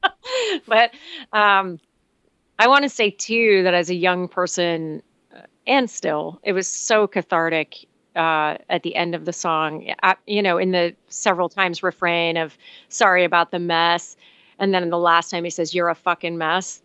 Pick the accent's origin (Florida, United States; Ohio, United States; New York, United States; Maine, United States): Florida, United States; Miami; I'm from Miami